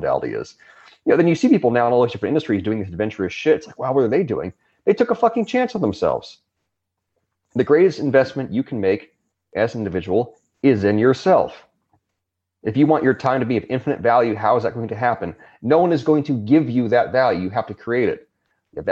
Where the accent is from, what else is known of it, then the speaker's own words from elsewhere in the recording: Southern California, United States; where I grew up in the United States, in California, Southern California